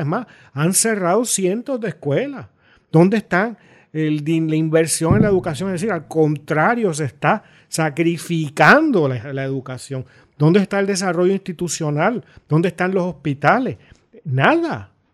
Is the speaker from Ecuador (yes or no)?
no; Puerto Rico; me puedo sentir orgulloso de que eso existe en mi país